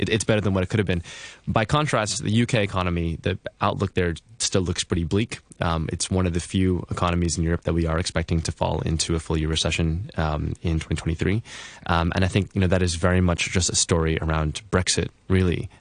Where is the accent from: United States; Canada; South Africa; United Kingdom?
United States; being an American